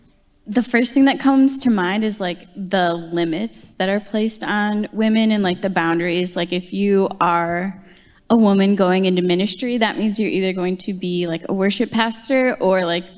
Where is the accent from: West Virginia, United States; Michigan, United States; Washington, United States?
Michigan, United States; Grand Rapids; I'm from Grand Rapids, Michigan.